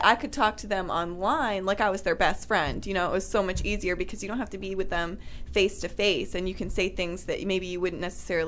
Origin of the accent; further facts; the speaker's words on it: Vermont, United States; I grew up in Vermont